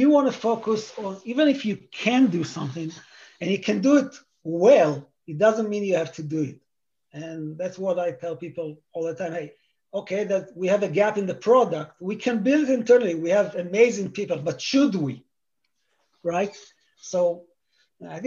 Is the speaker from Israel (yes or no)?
yes; Israel; moved away as an adult; now in United States; I grew up in Israel